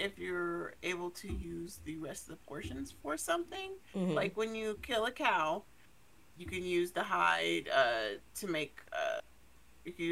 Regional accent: United States; as an American

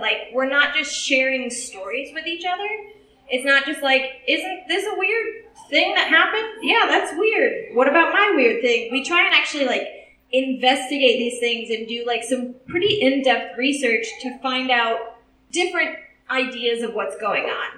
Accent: Southern Illinois, United States; now in Los Angeles, United States; we're from Southern Illinois

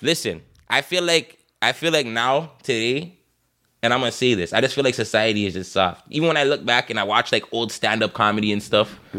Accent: Toronto, Ontario, Canada; we're from Toronto

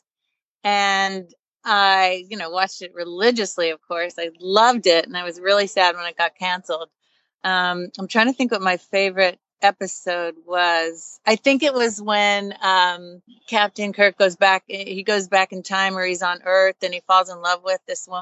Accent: Long Island, New York, United States; I grew up on Long Island

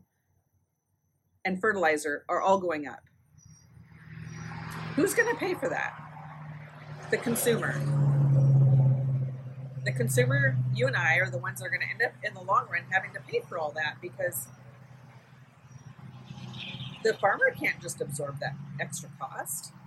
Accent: United States; I'm an American

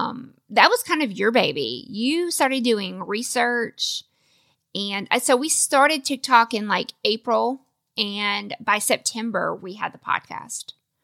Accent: the South, United States; because he's from the North, I'm from the South.

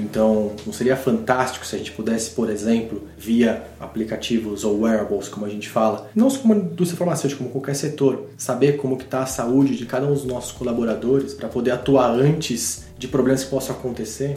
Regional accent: Brazil; a gente como brasileiro

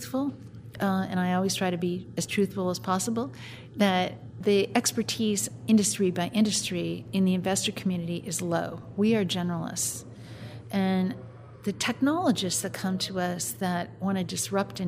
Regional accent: Minneapolis, Minnesota, United States; I'm from the Minneapolis area, which is not that much different than Omaha, Nebraska

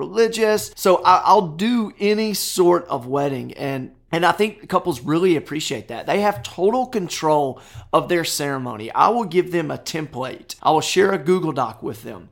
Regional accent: Nashville, Tennessee, United States; I'm from Nashville, Tennessee, married.

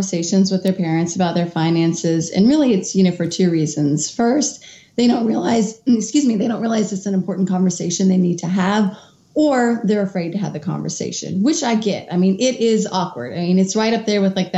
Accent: Kentucky, United States; moved away as an adult; also born or lived in Washington, D.C.; moved back to my home state of Kentucky

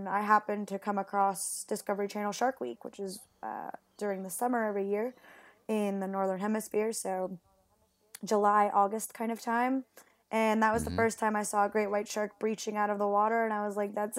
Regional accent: Puerto Rico; English is a second language; also born or lived in Mexico; now in Perth, Australia; No, so I'm originally from Puerto Rico and Mexico. Oh. And funnily enough, I learned English in Mexico.

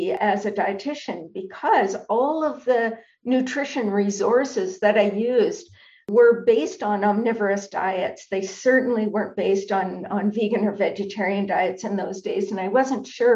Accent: Canada; I'm a Canadian

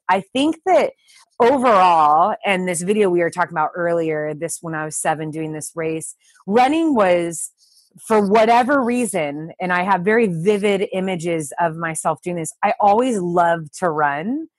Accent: Southern California, United States; we're both from Southern California

